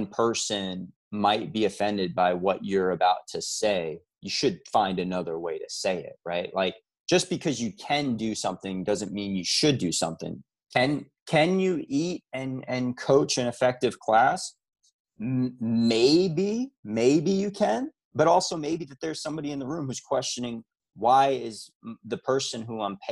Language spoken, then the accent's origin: English; New York, United States; it's kind of part of my fiber as a New Yorker